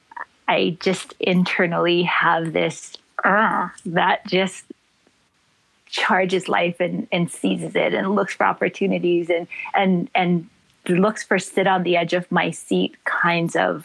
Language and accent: English; Gardena, California, United States; moved away as an adult; now in Maui, United States; I was born and raised in Gardena, California. But the place that feeds me is Maui